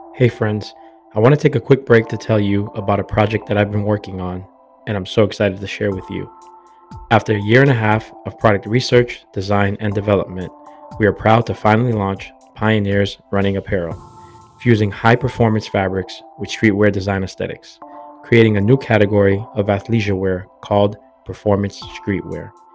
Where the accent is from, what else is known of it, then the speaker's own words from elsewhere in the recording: Boston, Massachusetts, United States; born and raised in Boston, Massachusetts